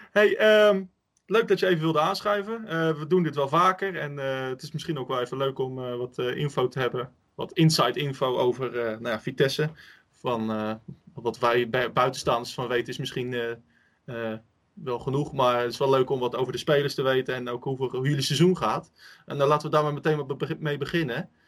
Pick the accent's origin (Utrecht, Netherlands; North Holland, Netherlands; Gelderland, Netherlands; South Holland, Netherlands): Utrecht, Netherlands; wat, ons dan eh, als Utrechters enorm frustreert is